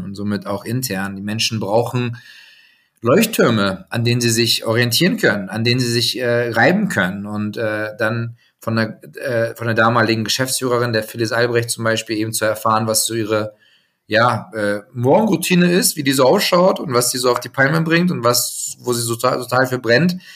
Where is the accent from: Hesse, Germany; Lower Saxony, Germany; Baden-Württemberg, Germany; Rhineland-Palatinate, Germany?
Lower Saxony, Germany; Hildesheim; Ich bin geboren in Hildesheim. Das heißt, wenn man die Deutschlandkarte sich vor Augen führt, ähm, so, ich sag mal, Mitte bis eher Norden sagen, bei Hannover, ähm, groß geworden